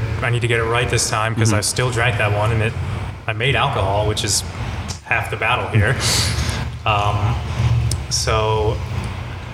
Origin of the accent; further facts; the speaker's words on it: Freehold, New Jersey, United States; also born or lived in Bradley Beach, New Jersey / Asbury Park, New Jersey; I grew up in Freehold